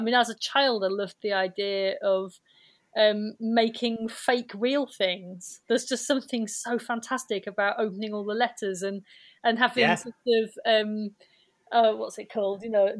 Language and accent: English; Whalley, North West England, United Kingdom; also born or lived in Accrington; We were born and brought up in Worley, which is near Clitheroe.